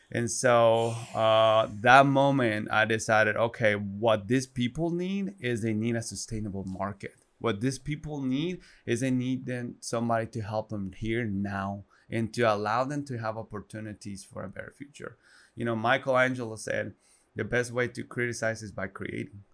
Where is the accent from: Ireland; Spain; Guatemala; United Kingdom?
Guatemala; English is a second language; moved away as an adult; also born or lived in Arkansas, United States; now in United States; I'm born and raised in Guatemala. Um, proudly Guatemalan.